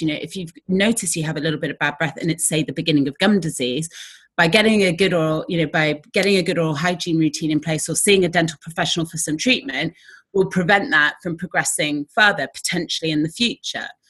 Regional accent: Exeter, South West England, United Kingdom; I literally walked around Exeter, which is my hometown

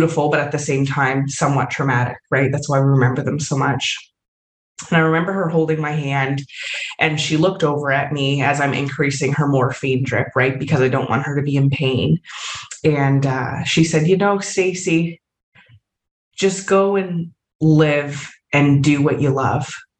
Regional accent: Canada; moved away; I am from Canada originally

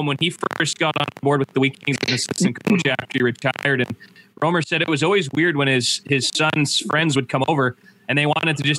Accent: Canada; 2004 was a great year as a Canadian hockey fan, cheering for Calgary.

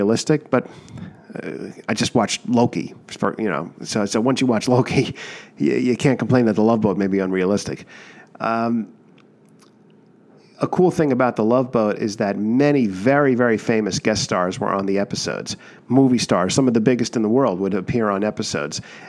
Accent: United States; Growing up near New York City

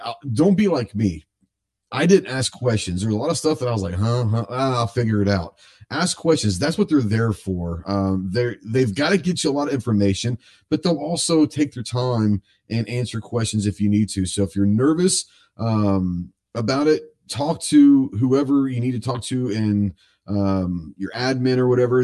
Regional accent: Dallas, Texas, United States; I'm from Dallas, so I grew up in a huge city

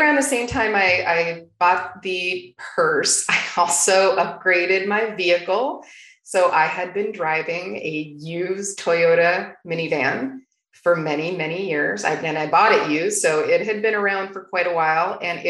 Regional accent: Toronto, Ontario, Canada; now in Arizona, United States; ever since I moved to Arizona from Toronto, Canada.

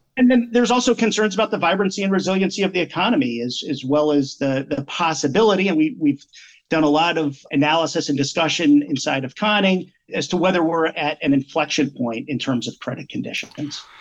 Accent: Pennsylvania, United States; moved away as an adult; also born or lived in New England; now in Central Connecticut, United States; where I was raised in Pennsylvania

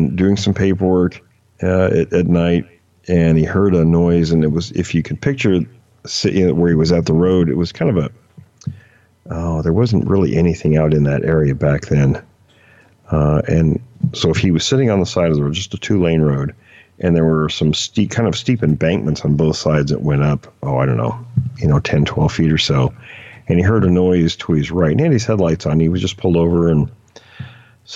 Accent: near Mount Rainier, Washington, United States; a place I grew up fishing near Mount Rainier

